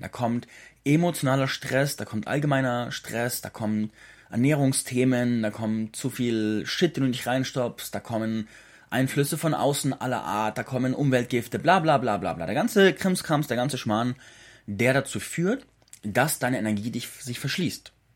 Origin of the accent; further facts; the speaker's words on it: Schopfheim, Baden-Württemberg, Germany; moved away; in meiner alten Heimat am Hof Zarte in Schopfheim bei Baden-Württemberg